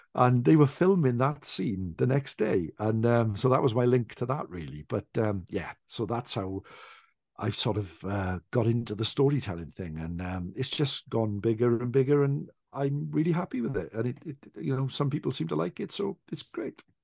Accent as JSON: {"language": "English", "region": "Wales", "country": "United Kingdom", "said": "the Welsh in general is that we are naturally quite a shy people"}